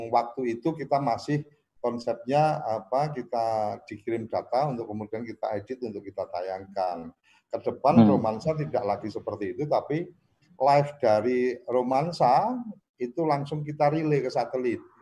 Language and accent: Indonesian; Temanggung, Central Java, Indonesia; kebetulan aku orang Temanggung, pas aku pulang ke Temanggung